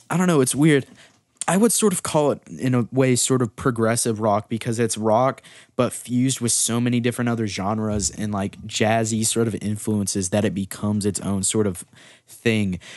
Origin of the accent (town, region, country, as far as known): South Carolina, United States; born or raised there